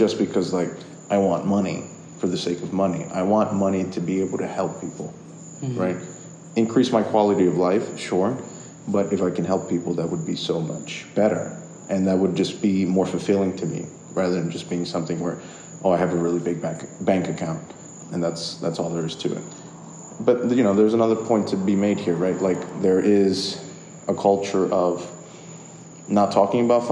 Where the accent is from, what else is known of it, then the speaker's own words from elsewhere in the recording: New York, United States; I was born in New York